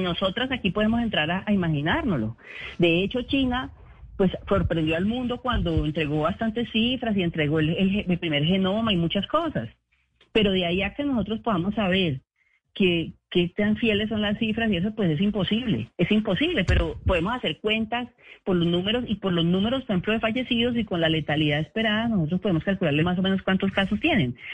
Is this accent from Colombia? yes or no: yes; Colombia; como colombianos